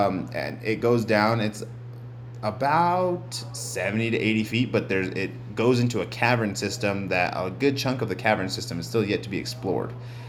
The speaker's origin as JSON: {"language": "English", "region": "New Mexico", "country": "United States", "said": "whenever we say we're from New Mexico"}